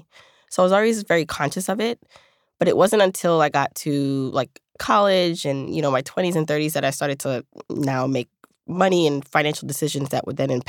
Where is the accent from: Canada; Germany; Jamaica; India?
Jamaica; born there; I was born in Jamaica, the island, and she came here to provide a better life for me.